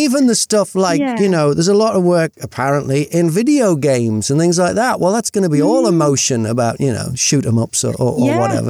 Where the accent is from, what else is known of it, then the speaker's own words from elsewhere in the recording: United Kingdom; I'm British.